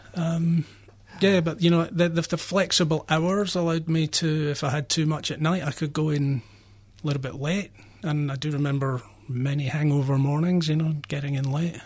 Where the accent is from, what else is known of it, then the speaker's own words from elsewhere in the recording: Scotland, United Kingdom; now in Australia; I grew up in Scotland, um, where alcohol was very prevalent